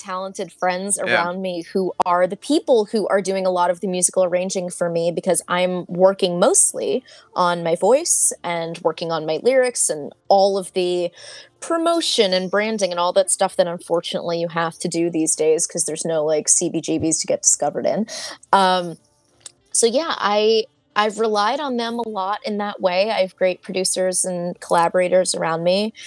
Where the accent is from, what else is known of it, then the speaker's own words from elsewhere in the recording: Hasbrouck Heights, New Jersey, United States; also born or lived in Philadelphia; now in Hoboken, United States; I grew up in Hasbrook Heights